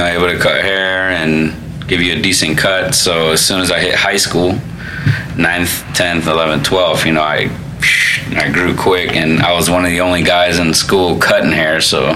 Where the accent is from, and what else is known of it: Florida, United States; born or raised there; also born or lived in Chicago, Illinois / Cicero, Illinois